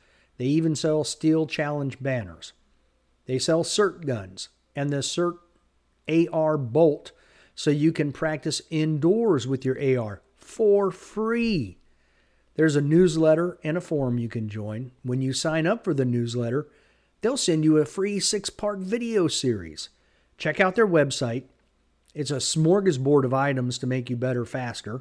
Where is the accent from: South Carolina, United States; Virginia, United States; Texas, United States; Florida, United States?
Virginia, United States; Stafford; now in Spotsylvania, United States; I grew up in Stafford. I now live in Spotsylvania